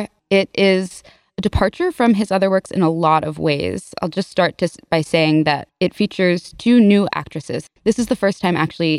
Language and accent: English; New York, United States; now in New Haven, United States; I'm from New York, but I live in New Haven